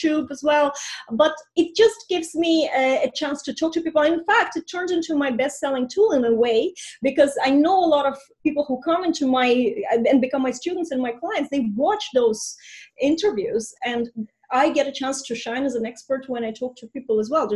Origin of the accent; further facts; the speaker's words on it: Estonia; first language Russian; English is a second language; moved away as an adult; now in Ireland; I'm going back to Estonia, where I'm from, and that I immigrated from 20